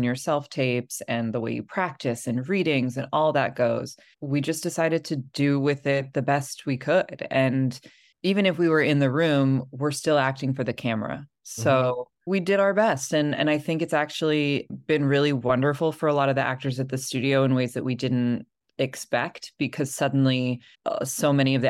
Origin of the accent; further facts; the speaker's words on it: Los Angeles, California, United States; moved away; I grew up in Los Angeles.